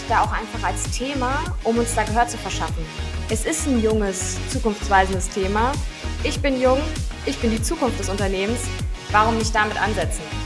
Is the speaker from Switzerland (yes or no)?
no; Heppenheim, Hesse, Germany; ich bin in, in Heppenheim groß geworden.